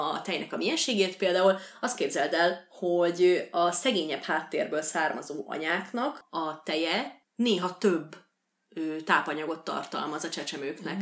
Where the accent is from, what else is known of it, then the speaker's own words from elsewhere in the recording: Békés, Hungary; accent: Békés; ez a békési kiejtésem